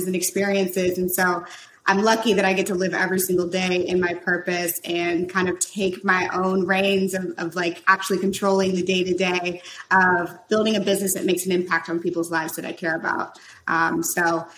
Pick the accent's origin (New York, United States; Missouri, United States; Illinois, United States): Missouri, United States; St. Louis; moved away as an adult; also born or lived in Silicon Valley; I moved to Silicon Valley from St. Louis, where I'm from